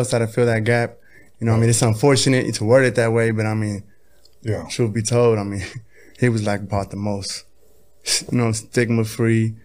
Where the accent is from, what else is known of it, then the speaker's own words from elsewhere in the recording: Hawthorne, California, United States; In Hawthorne, California